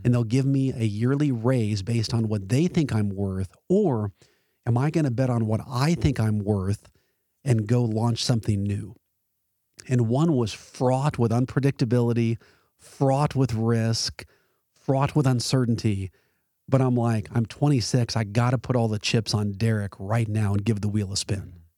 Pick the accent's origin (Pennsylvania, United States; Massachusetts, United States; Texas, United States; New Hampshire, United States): Texas, United States; Arlington; Sam Houston High School in Arlington, my ho-, my hometown essentially.